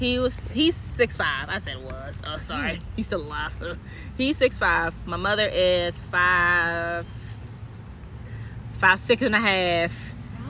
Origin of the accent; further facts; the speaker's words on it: Washington, District of Columbia, United States; now in Maryland, United States; I was born and raised in D.C.